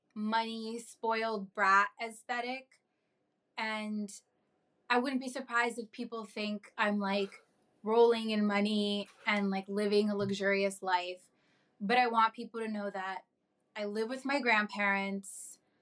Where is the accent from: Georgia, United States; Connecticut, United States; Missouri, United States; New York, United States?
New York, United States; I was born and raised in New York and I've been able to live with my family